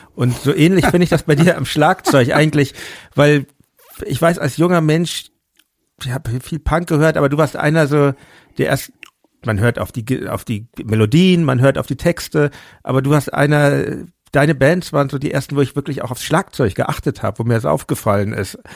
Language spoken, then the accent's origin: German; Hamburg, Germany; moved away; in meine Geburtsstadt Hamburg zurück